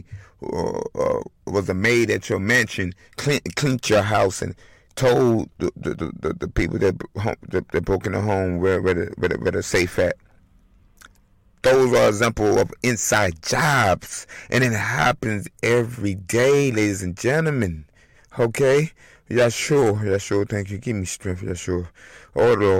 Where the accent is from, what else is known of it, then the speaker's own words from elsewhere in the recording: Elgin, Illinois, United States; also born or lived in Chicago, Illinois; I was born in Chi-Town, damn it, okay. Raised in Elgin, Illinois